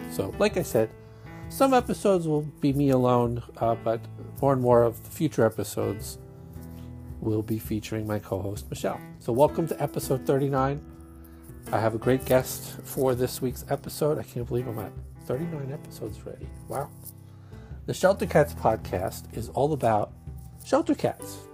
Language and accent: English; New York, United States; accent: Brooklyn Jewish; my Brooklyn Jewish accent